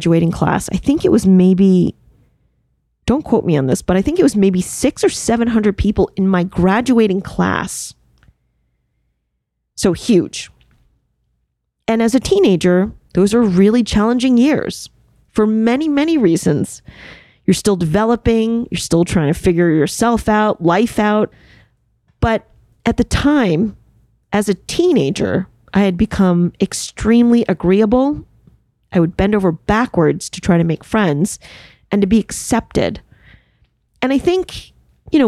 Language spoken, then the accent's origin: English; suburbs of New York City, United States; English is a second language; I grew up in one of the suburbs of New York City